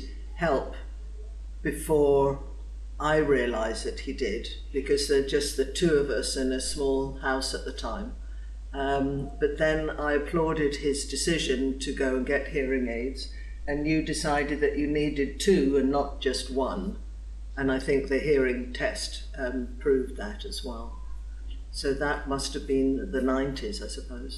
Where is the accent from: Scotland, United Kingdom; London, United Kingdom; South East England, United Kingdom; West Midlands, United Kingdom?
London, United Kingdom; now in Bolton, Canada; I came from Northwest London, England